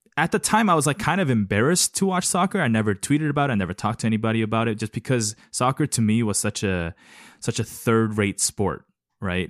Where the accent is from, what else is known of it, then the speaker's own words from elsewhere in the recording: Los Angeles, California, United States; also born or lived in South Korea / East Lansing, Michigan; I was born in Korea and then we left the country t, for a better opportunity, arrived in Los Angeles